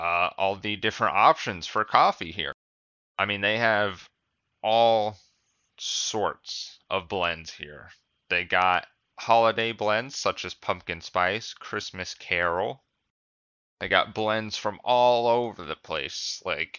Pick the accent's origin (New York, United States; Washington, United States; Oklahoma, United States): Washington, United States; Seattle; I get it, because we're from Seattle. Well, two of the people on the podcast are.